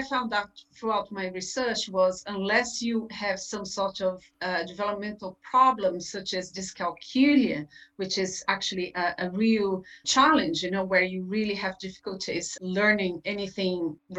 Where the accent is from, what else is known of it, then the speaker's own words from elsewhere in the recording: Brazil; English is a second language; moved away as an adult; now in Ireland; I'm originally from Brazil. I had a career as a teacher back in my country. Then when I moved to Ireland, I got a degree in psychology at UCC.